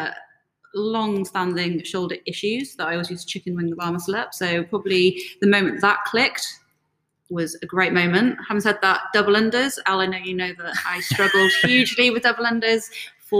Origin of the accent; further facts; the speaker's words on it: Wales, United Kingdom; moved away as an adult; also born or lived in Bath; I am from Wales originally, like I'm sure most of you are aware. So I went to school in Wales, grew up in Wales till I was about 18.